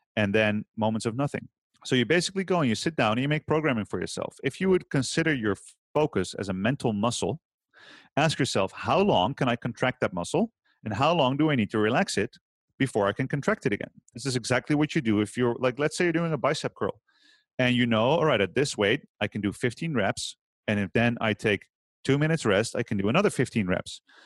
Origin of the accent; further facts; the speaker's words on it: Utrecht, Netherlands; I've opened a gym last year in my hometown here, Utrecht